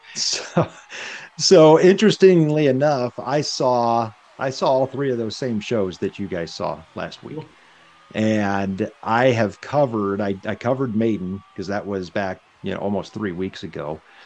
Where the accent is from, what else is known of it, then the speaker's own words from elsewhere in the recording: Nebraska, United States; we're all from Nebraska